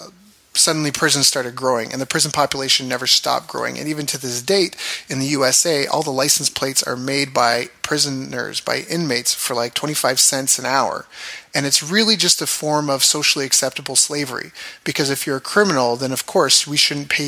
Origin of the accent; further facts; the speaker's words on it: Canada; also born or lived in Japan / California; where I grew up in Canada, it's a government town